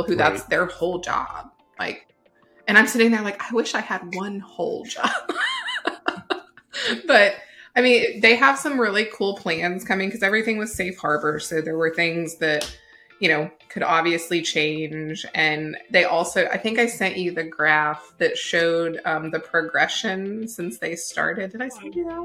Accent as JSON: {"language": "English", "country": "United States", "said": "we, as Americans"}